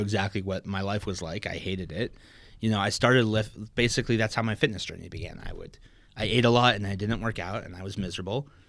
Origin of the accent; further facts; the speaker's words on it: Maplewood, New Jersey, United States; also born or lived in New Hampshire; I'm from Maplewood, New Jersey